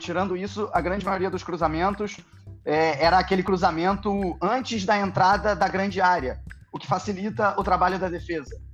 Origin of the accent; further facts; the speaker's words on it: Brazil; accent: Brazilian; moved away as an adult; now in Germany; pelo meu sotaque, eu sou brasileiro